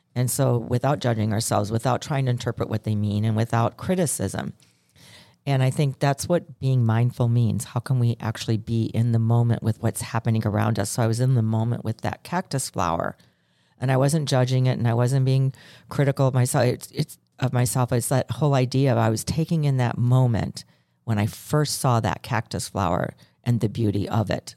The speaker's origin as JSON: {"language": "English", "country": "Ireland", "said": "I'm Irish"}